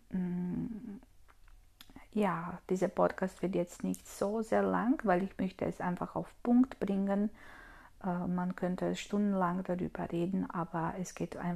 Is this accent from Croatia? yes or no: yes; Croatia; now in Austria; Ursprünglich komme ich aus Kroatien und wohne ich aber in Österreich.